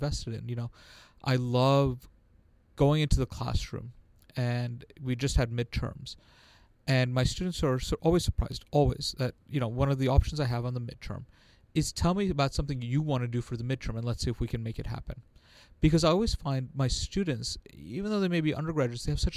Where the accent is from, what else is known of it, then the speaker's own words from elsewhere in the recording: New York, United States; So I grew up in New York, in perhaps the time where most people recognize it for the Fort Apache, the Bronx, and the Warriors